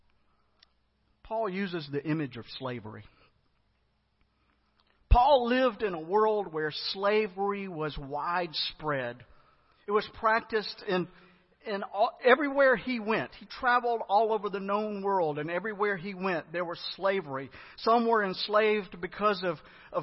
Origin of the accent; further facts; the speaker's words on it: United States; I'm American